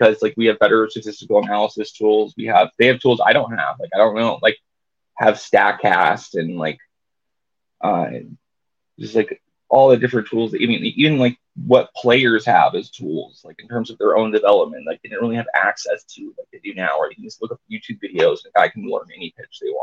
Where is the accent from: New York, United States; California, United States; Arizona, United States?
Arizona, United States; Tucson; I grew up in Southern Arizona in the Tucson area